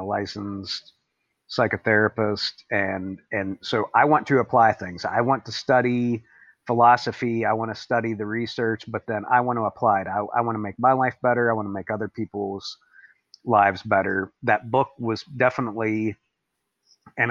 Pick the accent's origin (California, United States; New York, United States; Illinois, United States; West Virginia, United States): West Virginia, United States; Appalachia; I come from Appalachia in West Virginia.